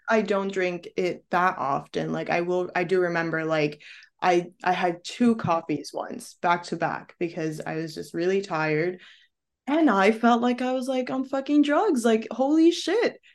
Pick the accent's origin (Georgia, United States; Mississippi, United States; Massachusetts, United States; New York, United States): New York, United States; New York City; moved away as an adult; now in Paris, France; I'm a New Yorker